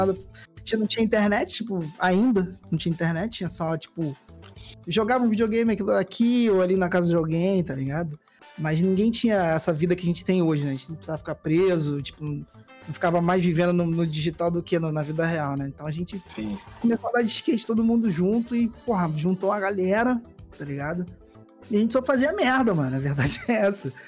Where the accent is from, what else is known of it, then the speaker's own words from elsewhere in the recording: Mesquita, Rio de Janeiro, Brazil; moved away as an adult; also born or lived in Copacabana, Rio de Janeiro; now in Rio de Janeiro, Brazil; foi Mesquita, né? Na Baixada Fluminense, lá na uhum. Chato Bom de Mesquita lá. E vivi lá a maior parte da minha vida